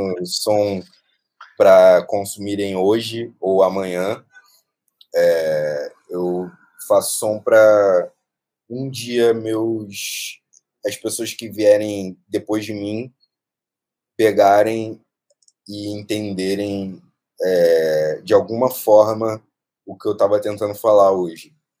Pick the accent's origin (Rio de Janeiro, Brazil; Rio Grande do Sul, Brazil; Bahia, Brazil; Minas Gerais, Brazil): Rio de Janeiro, Brazil; eu nasci no Morro do Urubu, que fica na zona norte do Rio de Janeiro